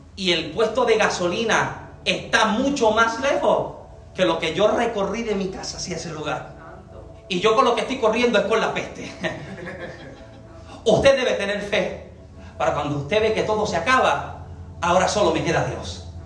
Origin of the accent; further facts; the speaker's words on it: Puerto Rico; yo soy boricua